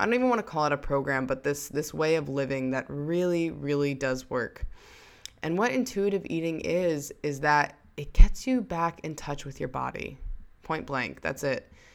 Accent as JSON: {"language": "English", "region": "New York", "country": "United States", "tie": "born or raised there", "said": "I came back home to my hometown in New York"}